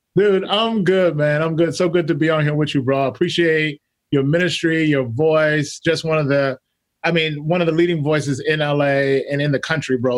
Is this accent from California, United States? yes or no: no; Mississippi, United States; I'm from Mississippi, grew up in the South